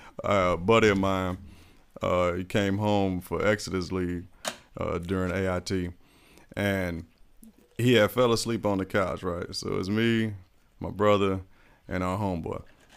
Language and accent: English; Germany; born there; Shit, I was born in Germany, so you already know.